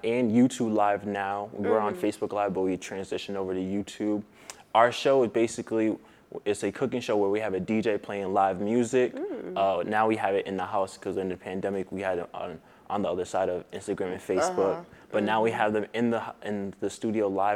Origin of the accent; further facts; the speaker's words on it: Providence, Rhode Island, United States; I'm from Providence, Rhode Island, born and raised